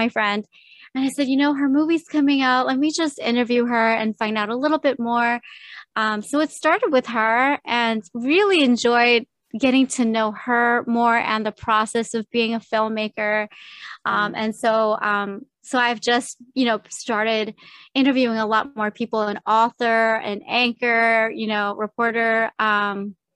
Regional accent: Oahu, Hawaii, United States; I'm from Oahu. So I live on the island of Oahu

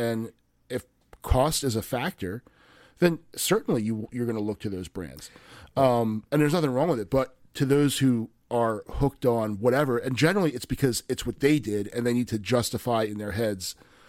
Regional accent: United States; I grew up in Frederick County.

